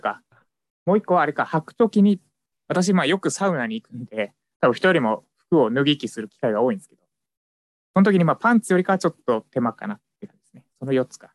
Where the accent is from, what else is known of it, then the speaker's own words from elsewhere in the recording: Tokyo, Japan; 私の地元、立石にあったんですよ。